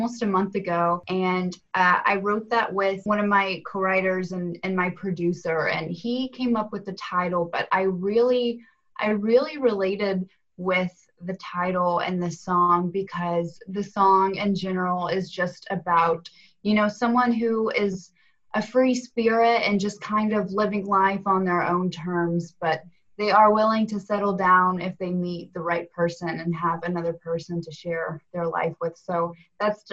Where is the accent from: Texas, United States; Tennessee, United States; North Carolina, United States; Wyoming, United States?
Tennessee, United States; Knoxville; moved away as an adult; now in Nashville, United States; I'm originally from Knoxville, Tennessee.